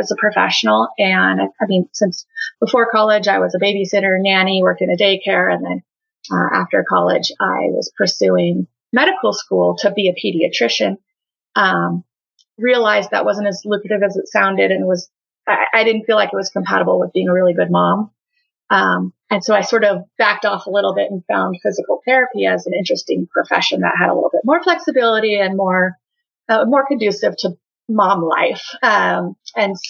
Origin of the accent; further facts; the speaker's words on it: San Diego, California, United States; moved away as an adult; now in Boise, United States; I am originally from San Diego, California, but I live in Boise, Idaho, and I've been here for the last 10 years